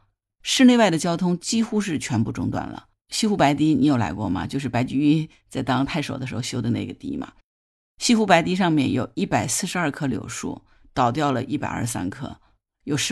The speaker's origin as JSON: {"language": "Chinese", "town": "Hangzhou", "region": "Zhejiang", "country": "China", "said": "我们这些杭州人"}